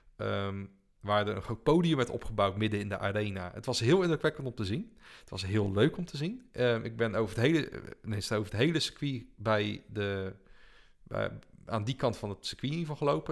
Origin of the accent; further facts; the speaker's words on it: Netherlands; als Nederlander